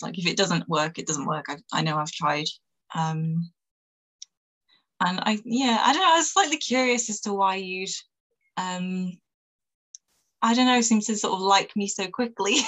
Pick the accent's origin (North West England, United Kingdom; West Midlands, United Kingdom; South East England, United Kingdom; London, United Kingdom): North West England, United Kingdom; Manchester; I'm from Manchester in the north of England